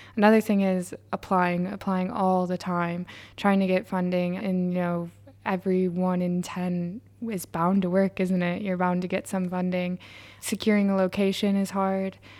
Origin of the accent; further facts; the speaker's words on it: New York, United States; moved away as an adult; now in Sunderland, United Kingdom; am from New York or, like, I also went there in university